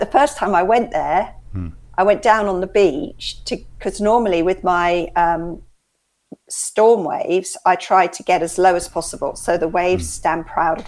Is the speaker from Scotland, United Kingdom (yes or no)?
no; West Sussex coast, South East England, United Kingdom; my dad in fact still lives in the house that I grew up in on the West Sussex coast